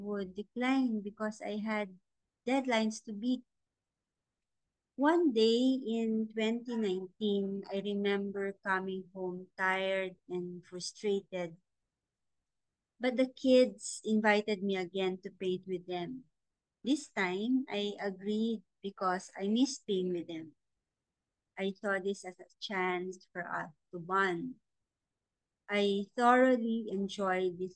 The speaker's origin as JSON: {"language": "English", "area": "La Union", "region": "Ilocos Region", "country": "Philippines", "tie": "born or raised there", "said": "I am an active member of the Artist Guild of La Union, the art group in my hometown that I support"}